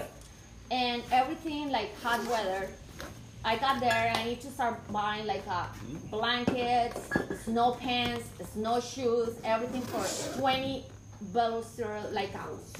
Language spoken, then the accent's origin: English; Colombia; English is a second language; moved away as an adult; also born or lived in Wisconsin, United States; now in United States; I was going to school in Colombia